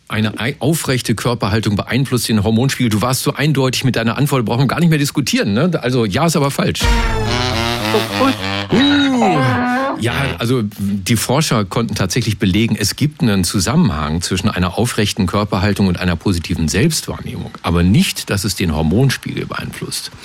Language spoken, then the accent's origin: German; Lower Saxony, Germany; now in Berlin, Germany; Aus Niedersachsen, aus meiner, meiner alten Heimat